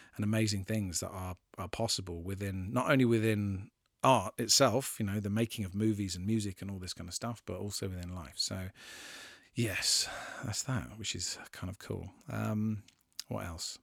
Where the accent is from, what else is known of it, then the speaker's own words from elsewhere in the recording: England, United Kingdom; I'm English and I live in England